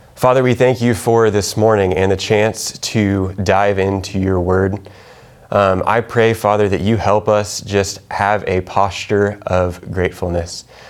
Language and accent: English; Kansas, United States; moved away; I'm from Kansas